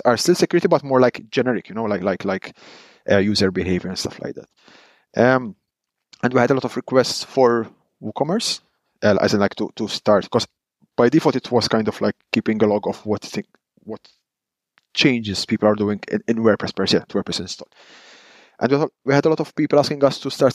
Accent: Malta; now in Netherlands; I am Maltese. I come from Malta, but I live in the Netherlands.

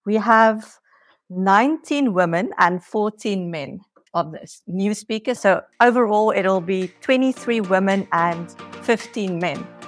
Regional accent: South Africa; now in Portugal; I'm originally from South Africa, but I'm living here in Portugal

